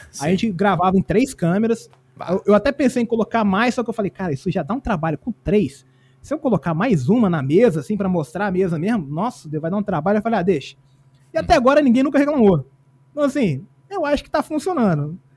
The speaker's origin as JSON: {"language": "Portuguese", "region": "Minas Gerais", "country": "Brazil", "lives_now": "Espírito Santo, Brazil", "said": "Eu sou mineiro, na verdade, mas eu moro no Espírito Santo há 30 anos já"}